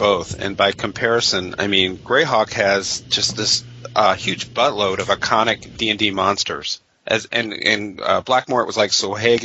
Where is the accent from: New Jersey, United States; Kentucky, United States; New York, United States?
Kentucky, United States; I'm from Kentucky